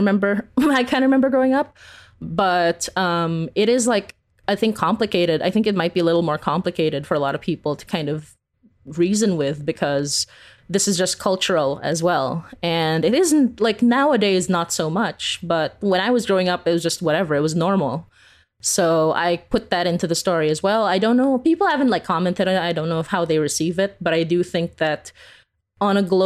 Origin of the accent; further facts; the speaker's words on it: Philippines; now in Canada; growing up in the Philippines